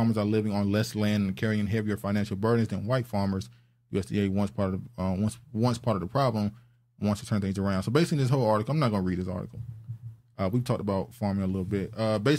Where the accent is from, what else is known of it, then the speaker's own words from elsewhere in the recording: United States; me better sense of pride in my Nigerian heritage and in my pride and hope for the nation in which I was born and raised in the United States.